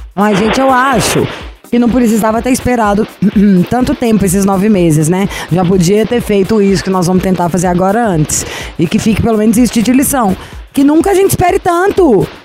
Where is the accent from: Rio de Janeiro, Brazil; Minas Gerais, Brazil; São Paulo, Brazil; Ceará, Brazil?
Minas Gerais, Brazil; Belo Horizonte; eu sou de Belo Horizonte